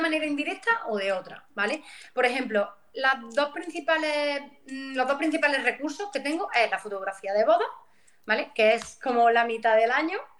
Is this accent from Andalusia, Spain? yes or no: yes; Pozoblanco, Andalusia, Spain; vengo de Córdoba, aunque de una zona bastante rural, como es el Valle de los Pedroches